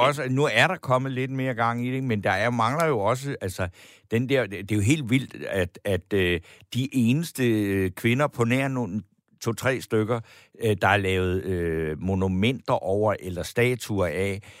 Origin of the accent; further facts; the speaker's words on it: Funen, Southern Denmark, Denmark; now in Copenhagen, Denmark; Jeg er fra Fyn. Jeg er født ude på landet